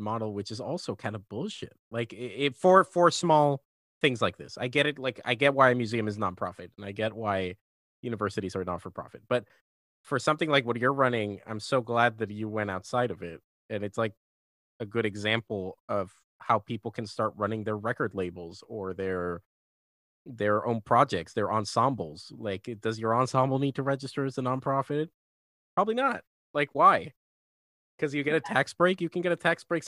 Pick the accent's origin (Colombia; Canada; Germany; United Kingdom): Colombia; now in Los Angeles, United States; my best friends that I grew up with in Colombia